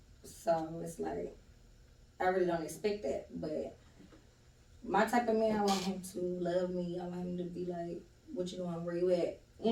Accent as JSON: {"language": "English", "town": "Youngstown", "region": "Ohio", "country": "United States", "moved": "as an adult", "lives_now": "Georgia, United States", "said": "I'm originally from Youngstown, Ohio. Mm. And I moved to Georgia 10 years ago this year."}